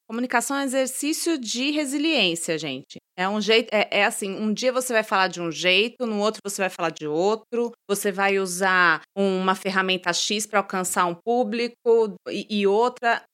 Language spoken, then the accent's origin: Portuguese; São Paulo, Brazil; Eu sou de São Paulo